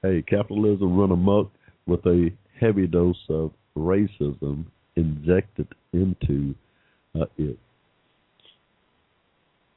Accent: Georgia, United States; my home state here in Georgia

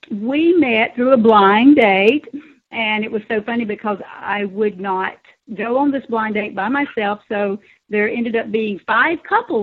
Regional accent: South Carolina, United States; born there; Still South Carolina. Yep.

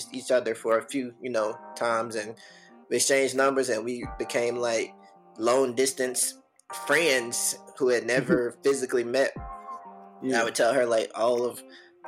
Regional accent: Birmingham, Alabama, United States; I'm from Birmingham, Alabama, born and raised

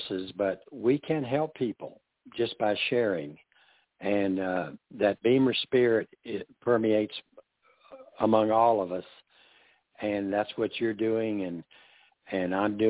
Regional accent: the South, United States; being a Southerner

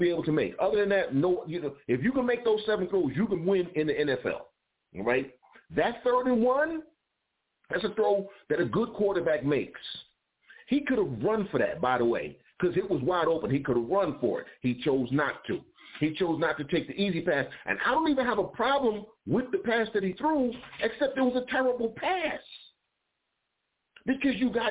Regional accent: Detroit, Michigan, United States; I'm here from Detroit.

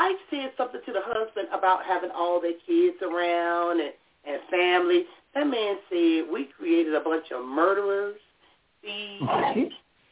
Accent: Compton, California, United States; growing up in Compton.

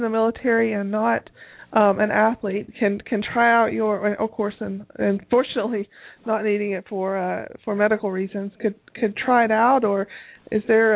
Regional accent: Tennessee, United States; I come from Tennessee

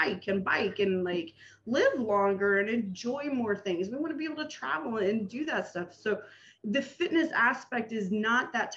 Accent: Nebraska, United States; moved away; growing up in Nebraska

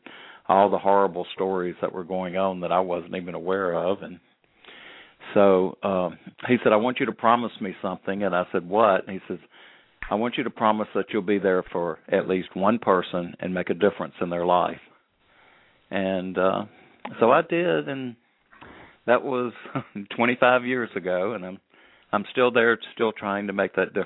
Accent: Birmingham, Alabama, United States; growing up in Birmingham, Alabama

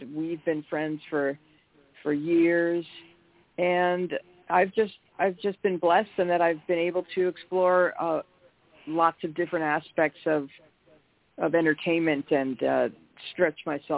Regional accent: Buffalo, New York, United States; now in Los Angeles, United States; I grew up in Buffalo, New York, and I dreamed of growing up and moving out to Los Angeles.

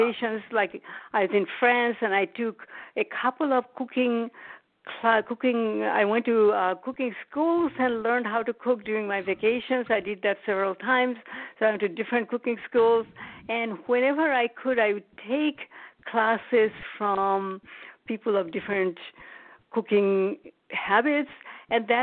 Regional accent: India; moved away as an adult; now in United States; I was born in India, and I came to the U.S. to study, and I stayed afterwards.

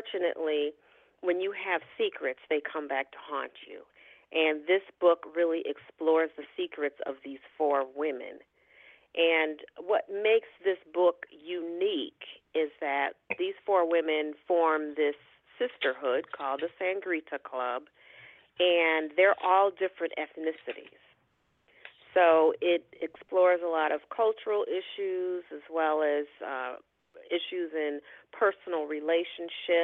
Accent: New York, United States; also born or lived in Michigan; I am originally from Michigan, but grew up in New York, and spent many years there, went to college there

